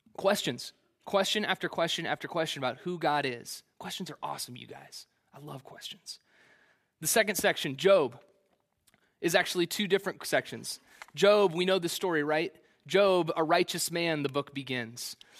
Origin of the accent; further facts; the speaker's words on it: Kansas City, Missouri, United States; Kansas City's the only place I've ever known